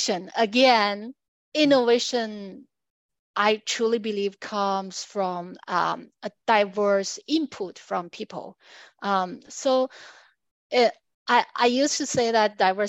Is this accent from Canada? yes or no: no; China; moved away; also born or lived in United States / Australia; I'm from China